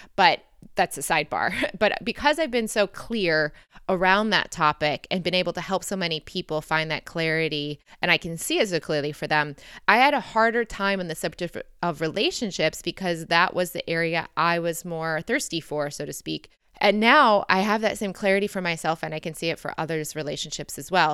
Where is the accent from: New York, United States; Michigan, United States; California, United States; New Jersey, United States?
Michigan, United States; accent: American; moved away as an adult; also born or lived in Detroit, Michigan / London / Lisbon; growing up in Michigan